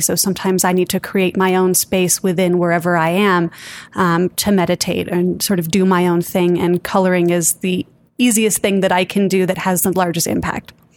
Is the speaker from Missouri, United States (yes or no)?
no; Santa Fe, New Mexico, United States; born and raised in Santa Fe, New Mexico